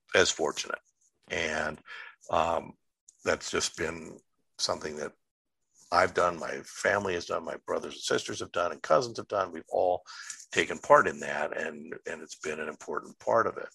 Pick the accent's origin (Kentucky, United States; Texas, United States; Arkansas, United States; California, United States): California, United States; Los Angeles; moved away as an adult; also born or lived in Chicago / upstate New York; now in New York, United States; I was born and raised in Southern California. I'm a, uh, a uh, Los Angelino, um, growing up and uh, love my home city